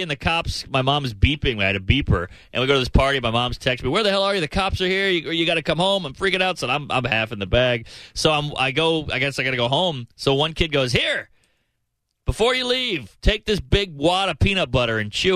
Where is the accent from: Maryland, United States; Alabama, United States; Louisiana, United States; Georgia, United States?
Louisiana, United States; New Orleans; moved away; This kid Packy, I grew up with in New Orleans.